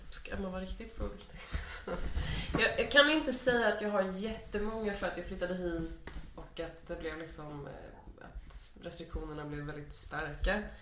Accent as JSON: {"language": "Swedish", "town": "Linköping", "region": "Östergötland", "country": "Sweden", "said": "Men du, du måste ju vara från Linköping eller hur? Och då sa jag Ja."}